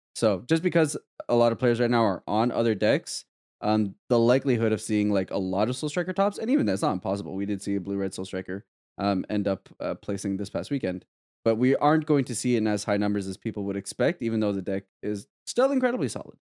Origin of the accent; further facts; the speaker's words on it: Canada; as a Canadian